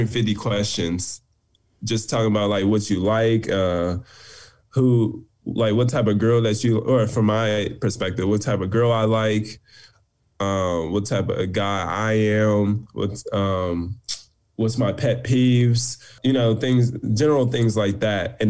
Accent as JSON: {"language": "English", "town": "Pittsburgh", "region": "Pennsylvania", "country": "United States", "also_born_or_lived": "Ohio / New York", "moved": "as an adult", "lives_now": "Los Angeles, United States", "said": "I'm from Pittsburgh, Pennsylvania."}